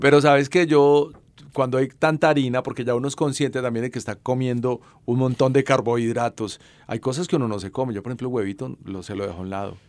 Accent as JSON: {"language": "Spanish", "town": "Salamina", "region": "Caldas", "country": "Colombia", "tie": "born or raised there", "said": "Yo nací en Salamina."}